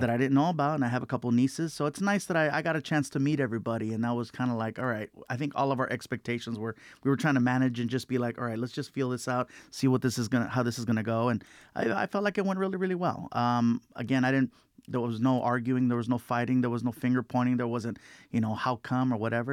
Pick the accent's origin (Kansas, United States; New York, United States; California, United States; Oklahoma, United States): California, United States; Long Beach; we lived in a lot of different apartments, uh, growing up in Long Beach